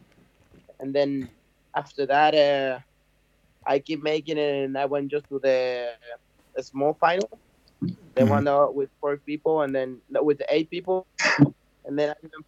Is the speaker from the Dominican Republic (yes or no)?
yes; Cabarete, Puerto Plata, Dominican Republic; I'm from Cabarete